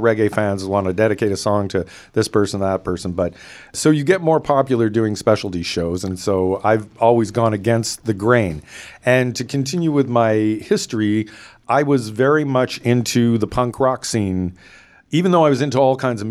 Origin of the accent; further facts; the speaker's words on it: Toronto, Ontario, Canada; also born or lived in West Coast of Canada; now in West Coast, Canada; I grew up in the Northwest area, Toronto, around the Jane Strip, Jane Finch area